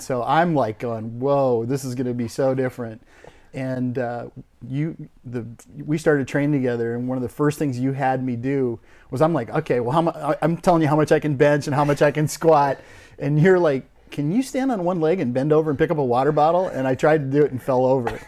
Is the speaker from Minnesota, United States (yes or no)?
yes; Crookston, Minnesota, United States; moved away as an adult; I grew up in a, a, an idyllic, uh, family in northern Minnesota in a little agriculture community called Crookston, Minnesota